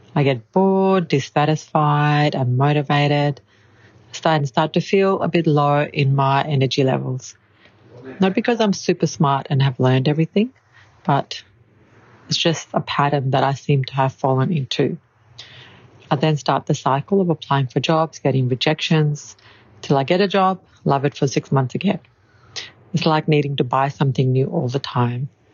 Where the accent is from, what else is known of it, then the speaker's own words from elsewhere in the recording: Brisbane, Queensland, Australia; I am from Brisbane in Queensland in Australia